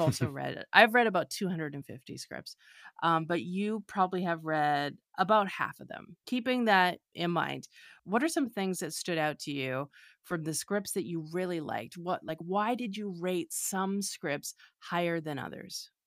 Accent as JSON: {"language": "English", "country": "Canada", "moved": "yes", "lives_now": "Los Angeles, United States", "said": "I'm a writer and a director currently living in Los Angeles. I'm originally from Canada"}